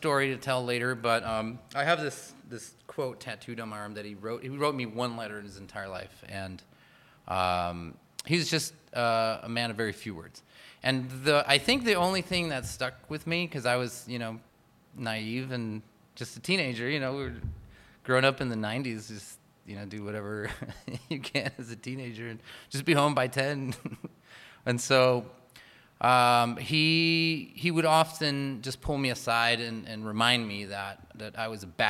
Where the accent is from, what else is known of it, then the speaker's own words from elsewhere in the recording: Chula Vista, California, United States; I was born and raised in Chula Vista.